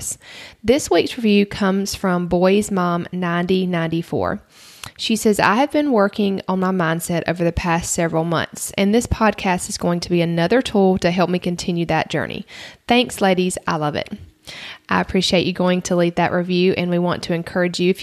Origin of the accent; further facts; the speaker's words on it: the South, United States; accent: Southern; now in Georgia, United States; I'm from the South. You might can tell that from my accent.